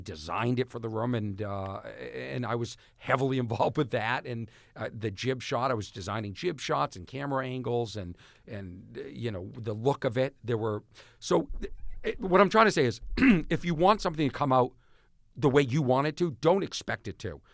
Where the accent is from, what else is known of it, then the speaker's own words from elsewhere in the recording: Boston, Massachusetts, United States; I'm from Boston.